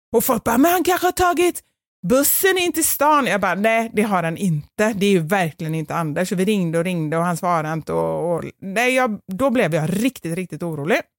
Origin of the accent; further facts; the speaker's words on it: Gothenburg, Västra Götaland, Sweden; accent: göteborgska; min dialekt, alltså göteborgska